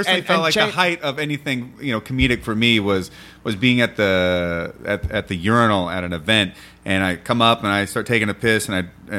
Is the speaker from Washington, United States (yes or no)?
yes; Washington, United States; I'm from Washington.